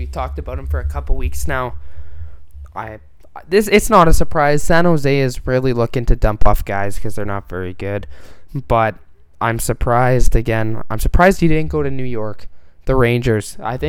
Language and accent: English; Winnipeg, Manitoba, Canada; they're my hometown team